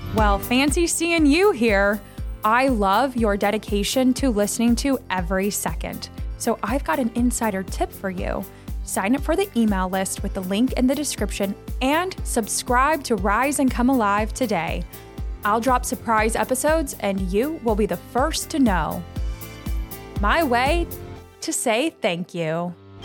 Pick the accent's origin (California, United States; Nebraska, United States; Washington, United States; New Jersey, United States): Nebraska, United States; moved away as an adult; now in New York, United States; I'm a Nebraska girl, born and raised in Nebraska